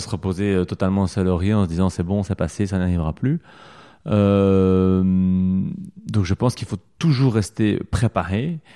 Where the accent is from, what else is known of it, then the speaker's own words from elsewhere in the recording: Belgium; ancré chez nous en Wallonie et à Bruxelles